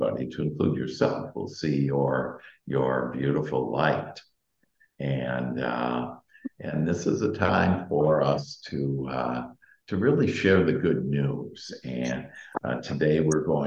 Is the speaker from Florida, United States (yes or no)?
no; Wisconsin, United States; moved away; I'm from Wisconsin, and so I've had a plenty of snow